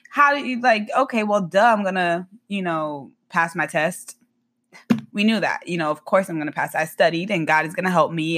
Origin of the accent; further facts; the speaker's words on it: Boynton Beach, Florida, United States; now in Tampa, United States; I, uh, am born and raised in Boynton Beach, Flor-, Florida